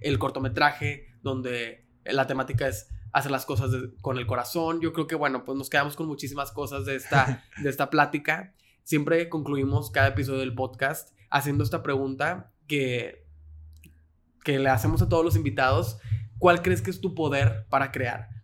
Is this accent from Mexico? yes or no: yes; Mexico; Como mexicanos tenemos ese sentido de identidad